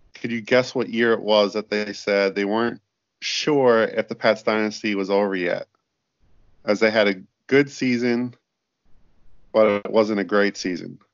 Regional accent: Minnesota, United States; moved away as an adult; also born or lived in Montana / Germany / Quebec City / Bahrain; now in Australia; I'm from Minnesota

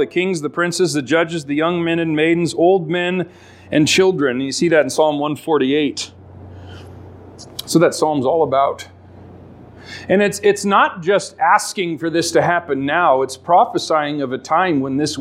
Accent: Alaska, United States; I grew up in Alaska

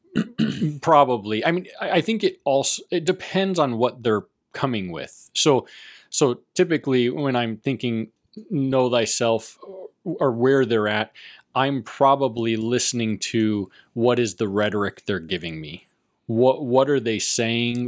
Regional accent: Las Vegas, Nevada, United States; I grew up in Vegas

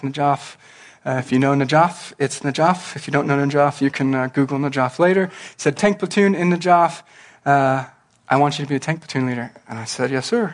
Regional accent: Norwalk, California, United States; I grew up in a small town called Norwalk

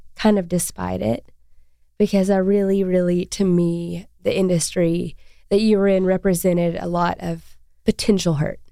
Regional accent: Arkansas, United States; We're both from Arkansas

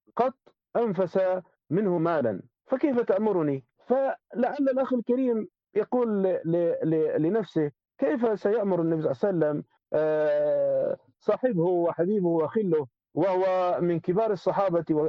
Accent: Libya; نحن عندنا في ليبيا

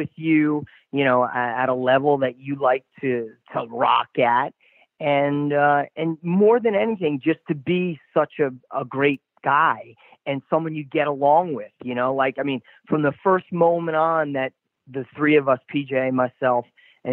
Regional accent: Paramus, New Jersey, United States; my hometown of Paramus, New Jersey

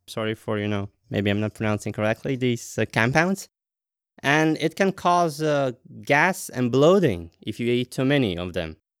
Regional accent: Latvia; now in Denmark; I'm originally from Latvia

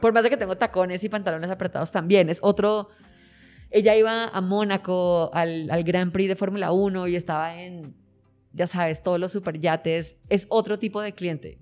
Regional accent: Colombia; now in Mexico; colombiano, igual que yo

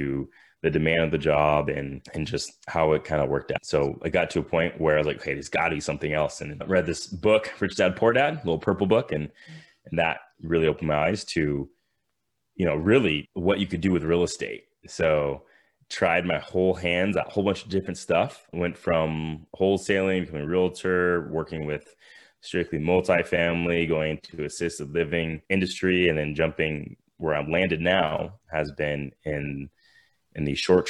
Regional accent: Thousand Oaks, California, United States; I grew up in California in the Thousand Oaks, which is just like a suburb of LA area

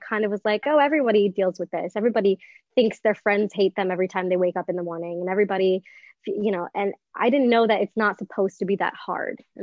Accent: Northbrook, Illinois, United States; moved away as an adult; now in New York City, United States; I grew up in the Chicagoland area

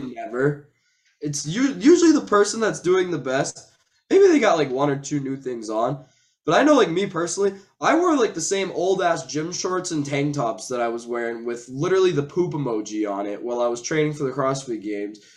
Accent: Massachusetts, United States; I'm from Massachusetts.

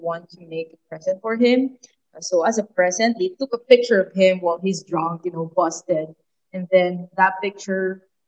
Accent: Manila, Metro Manila, Philippines; moved away as an adult; now in Phnom Penh, Cambodia; I'm from Manila.

